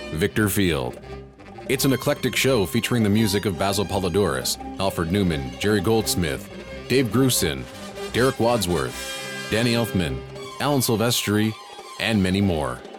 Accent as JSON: {"language": "English", "country": "Barbados", "tie": "born or raised there", "also_born_or_lived": "England", "said": "I was born in England, but my dad moved us to his home country of Barbados in 1976. I spent my childhood and teen years there before coming back to England to live in 1993."}